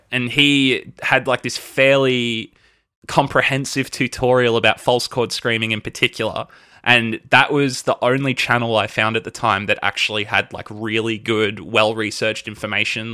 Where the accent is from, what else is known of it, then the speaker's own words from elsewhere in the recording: Melbourne, Victoria, Australia; I was born here in Melbourne. Uh, I think, I think technically I was born in Kew. Uh, I've lived in Melbourne my entire life